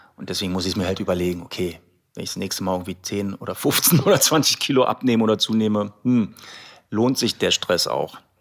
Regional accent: Berlin, Germany; also born or lived in Croatia; ich bin hier aufgewachsen in Berlin

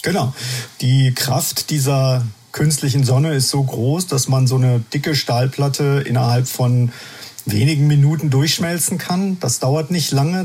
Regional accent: Germany; bei uns in Deutschland

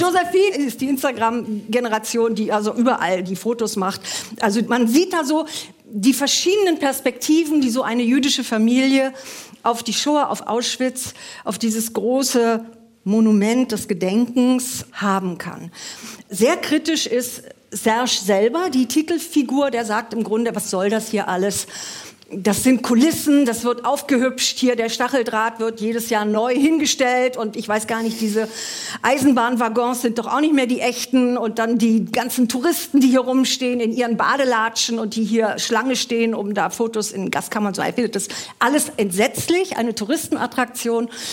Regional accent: Germany; wir als Deutsche

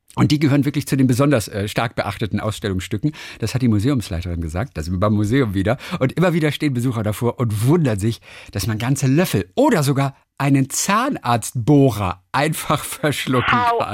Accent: Lübeck, Schleswig-Holstein, Germany; Lübeck, das ist ja meine Heimatstadt

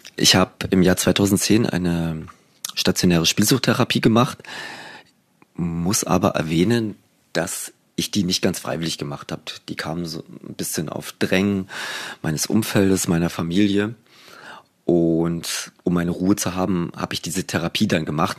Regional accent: East Germany, Germany; ich bin ja noch in der DDR groß geworden

